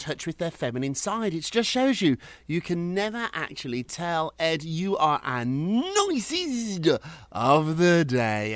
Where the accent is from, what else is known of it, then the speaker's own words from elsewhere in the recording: United Kingdom; now in United States; when I was growing up in Britain